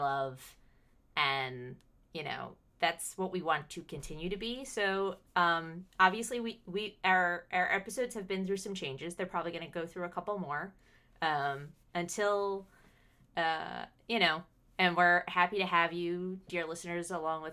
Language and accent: English; United States; accent: American; I am the American voice in your ear